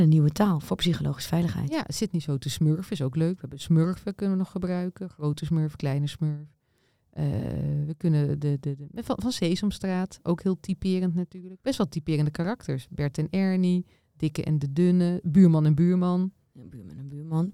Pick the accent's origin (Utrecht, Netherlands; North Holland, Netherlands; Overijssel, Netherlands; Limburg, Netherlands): Overijssel, Netherlands; Nieuwleusen; Ik kom uit Nieuw-Leuzen bij Zwolle